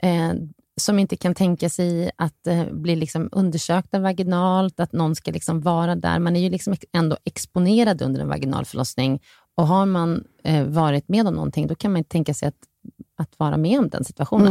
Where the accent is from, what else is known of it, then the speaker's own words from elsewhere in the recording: Sweden; man räknar som svensk, född i Sverige här